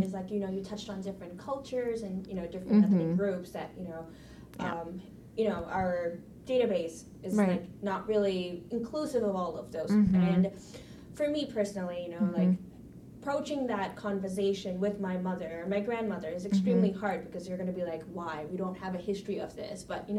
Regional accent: Singapore; Well, I am Indian.

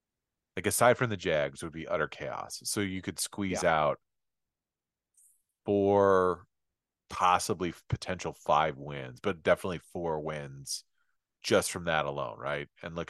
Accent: Indiana, United States; Indianapolis, my home state.

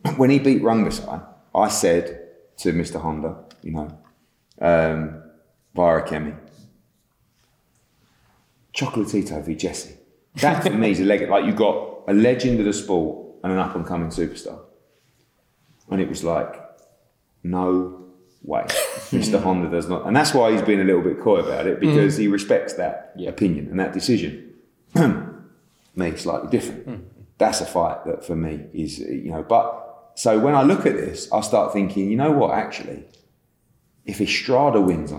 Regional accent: United Kingdom; as a Brit

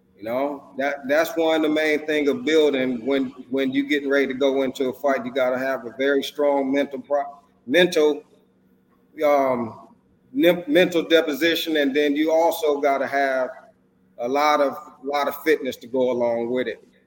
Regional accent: Racine, Wisconsin, United States; moved away; I'm originally from Racine, Wisconsin. That's where my boxing journey started

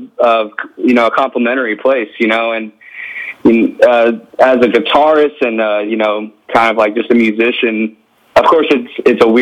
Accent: United States; also born or lived in Louisiana / Houston, Texas; growing up in Texas and Louisiana

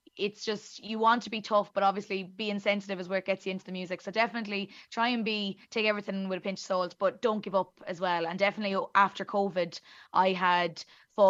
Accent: the center of Ireland, Midlands, Ireland; accent: very thick Irish; as you can tell by my very thick Irish accent, I am Irish, and I am from the center of Ireland, in the little town in the middle of it

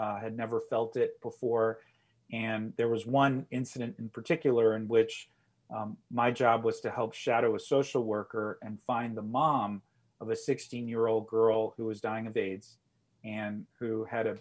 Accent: Montgomery County, Maryland, United States; also born or lived in Gaithersburg / Silver Spring / Bethesda; born and raised here in Montgomery County, my folks immigrated here from South America. And growing up, lived in Gaithersburg, Silver Spring, and Bethesda

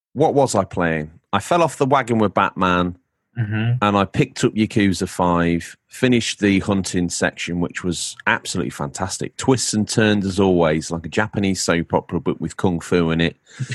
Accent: England, United Kingdom; now in New York, United States; You can hear it in my accent when I talk. I'm an Englishman in New York.

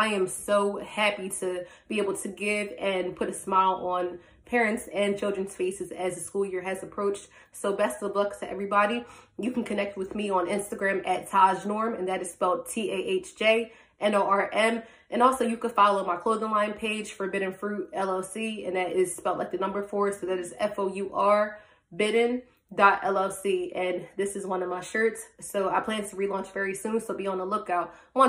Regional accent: Sicklerville, New Jersey, United States; moved away as an adult; also born or lived in Maryland; I'm originally from Sicklaville, New Jersey

